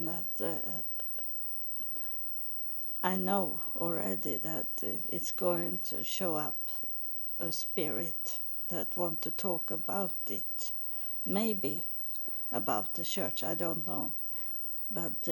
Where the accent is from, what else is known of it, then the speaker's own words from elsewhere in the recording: Sweden; moved away; I'm from Sweden